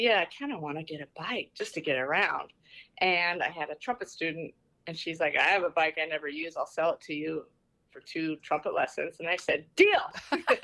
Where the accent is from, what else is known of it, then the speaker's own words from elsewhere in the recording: Southwest Iowa, United States; moved away as an adult; now in New York City, United States; I grew up in Southwest Iowa, and as a child, I remember Ragbri going past our farm